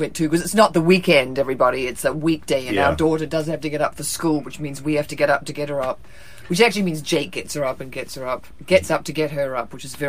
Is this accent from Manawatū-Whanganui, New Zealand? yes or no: no; Wellington, New Zealand; I was born in Wellington